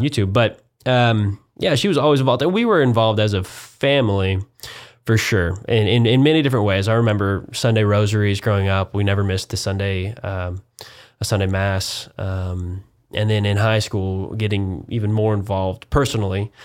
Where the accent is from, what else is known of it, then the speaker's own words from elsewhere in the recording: Wichita, Kansas, United States; moved away as an adult; now in Houston, United States; a proud Kansan